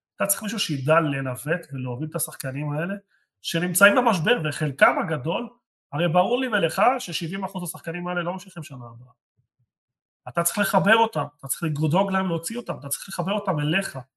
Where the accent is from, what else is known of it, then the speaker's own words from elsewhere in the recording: Jerusalem, Jerusalem District, Israel; אני ירושלים